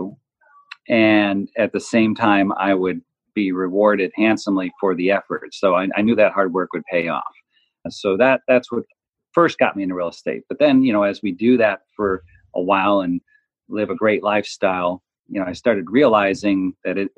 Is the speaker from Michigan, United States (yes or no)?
no; Chicago, Illinois, United States; I grew up in Chicago, and I'm a product of a blue collar Midwestern